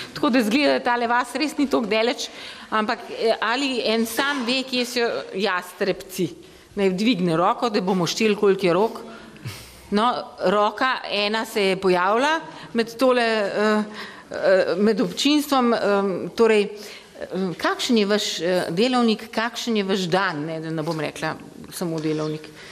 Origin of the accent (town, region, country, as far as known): Slovenia